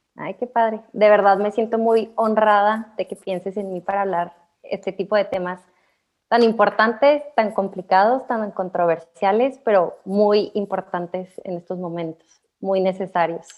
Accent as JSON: {"language": "Spanish", "town": "Hidalgo del Parral", "region": "Chihuahua", "country": "Mexico", "said": "yo soy de Parral, es una ciudad pues chiquita"}